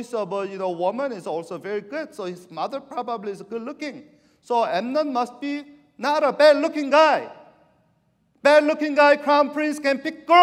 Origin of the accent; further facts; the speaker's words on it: Argentina; now in San Francisco Bay Area, United States; I'm from South America, you know. I went to high school in Argentina